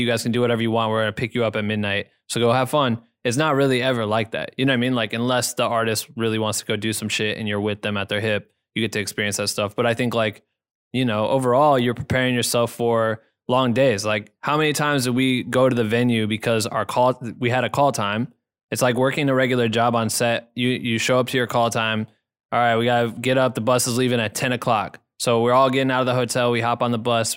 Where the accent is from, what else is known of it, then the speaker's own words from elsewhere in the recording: an hour from Iowa City, United States; Iowa City, which is, like, an hour from my hometown